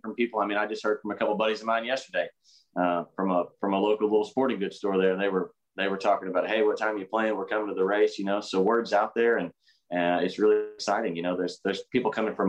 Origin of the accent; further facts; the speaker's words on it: Midwest, United States; I'm from the Midwest